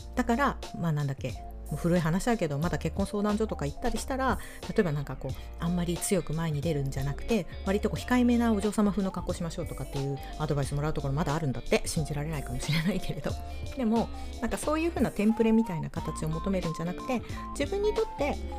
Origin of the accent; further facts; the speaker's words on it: Hokkaido, Japan; moved away; 私の地元、あの北海道